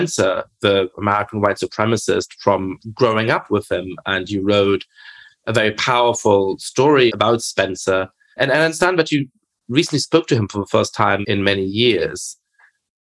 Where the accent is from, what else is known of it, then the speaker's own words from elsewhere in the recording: Germany; I grew up in Germany